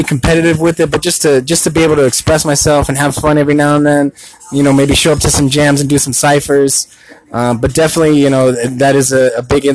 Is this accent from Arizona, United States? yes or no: yes; Tucson, Arizona, United States; I am a born and raised in Tucson